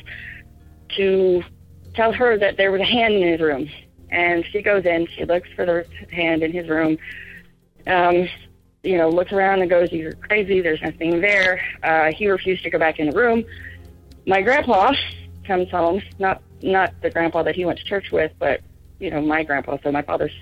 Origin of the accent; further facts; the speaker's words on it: Oklahoma, United States; moved away as an adult; now in New Mexico, United States; I'm from Oklahoma, but military's got me living in New Mexico at the moment